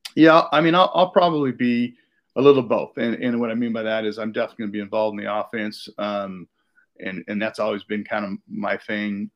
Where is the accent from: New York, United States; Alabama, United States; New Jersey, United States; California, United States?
California, United States; Davis; I grew up in California, outside of Sacramento, and in, in, Davis